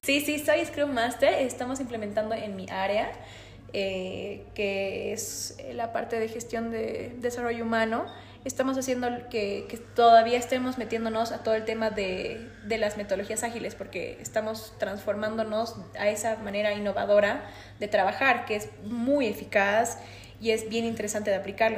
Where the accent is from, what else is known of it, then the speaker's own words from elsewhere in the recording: Bolivia; Acá los emprendedores bolivianos